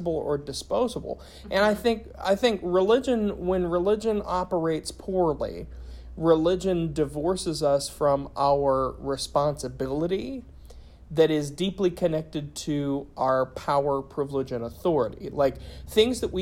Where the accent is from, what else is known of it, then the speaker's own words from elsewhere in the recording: Appalachia, United States; being an Appalachian and a lifelong Christian